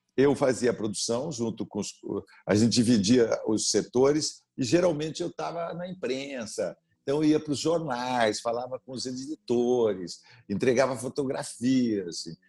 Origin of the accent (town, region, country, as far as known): Sorocaba, São Paulo, Brazil; born or raised there